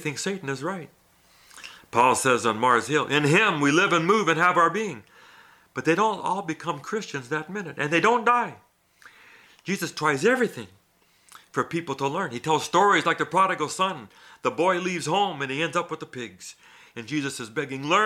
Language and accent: English; Thailand; moved away; I grew up in Thailand